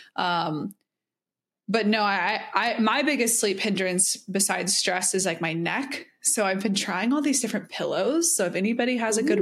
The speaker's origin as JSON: {"language": "English", "region": "the South", "country": "United States", "said": "I'm from the South"}